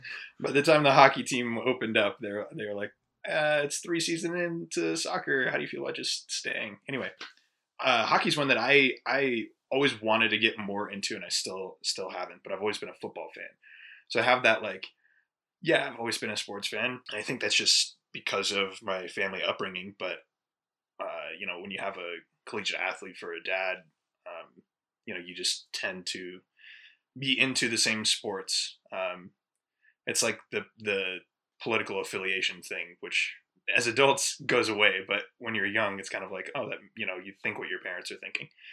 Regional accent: Colorado, United States; born or raised there; also born or lived in Ohio

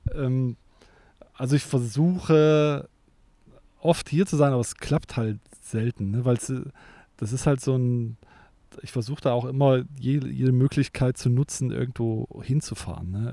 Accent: East Germany, Germany; now in Cologne, Germany; ich ja auch ein Kind des Ostens bin

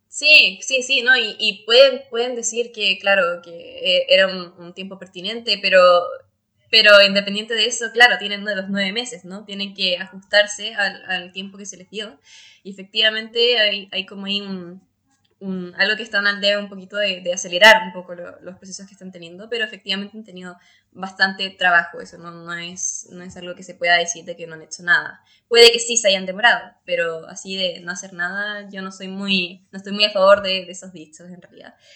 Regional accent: Chile; nosotros valoramos como, como chilenos, como chilenas

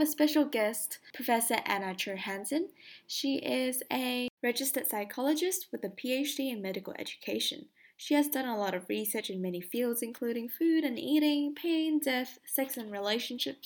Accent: Malaysia; I'm actually Malaysian.

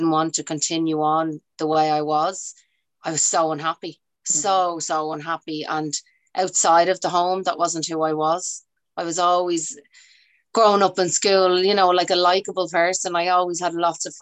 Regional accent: Dublin, Leinster, Ireland; I grew up in Ballymun

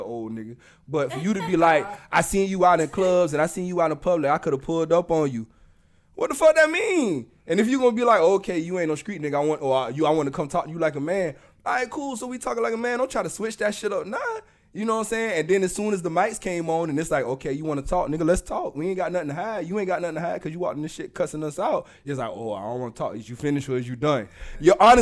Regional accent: the South, United States; accent: Southern; I'm from the South, too. I got an accent, too

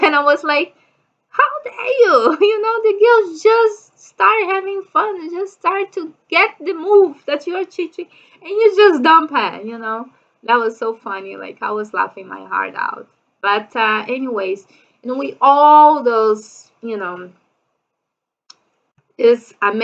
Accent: Brazil; English is a second language; I'm from Brazil

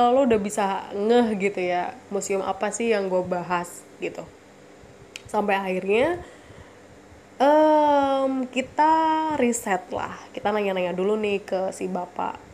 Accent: Surabaya, East Java, Indonesia; gue orang Surabaya ya maksudnya gue lahir di Surabaya besar di Surabaya dan di sidoarjo

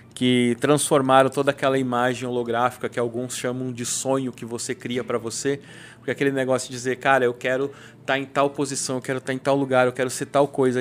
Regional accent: South Region, Brazil; moved away as an adult; now in São Paulo, Brazil; quando eu saí do Sul, eu trabalhava numa empresa, uma multinacional lá no Sul

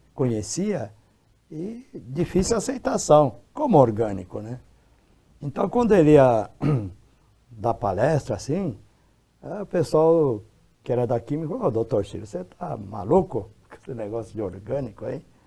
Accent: Brazil; eu nasci no Brasil

